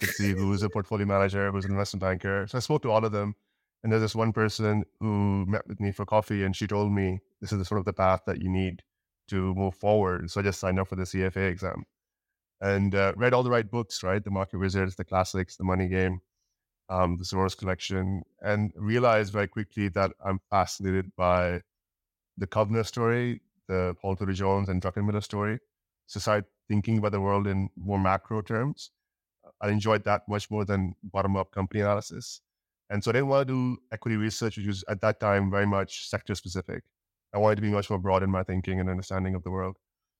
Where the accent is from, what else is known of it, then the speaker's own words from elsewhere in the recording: Dubai, United Arab Emirates; moved away as an adult; also born or lived in Pakistan / Canada; So I'm from Pakistan, born and raised in Dubai. And then I went to university in Canada.